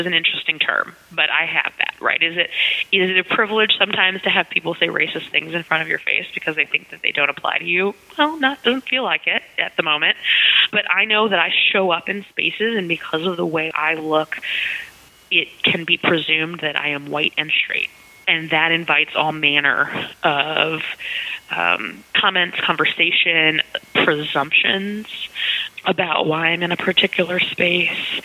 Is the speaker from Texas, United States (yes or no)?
yes; Texas, United States; also born or lived in Oklahoma; I identify as a Southerner. I grew up in Texas and Oklahoma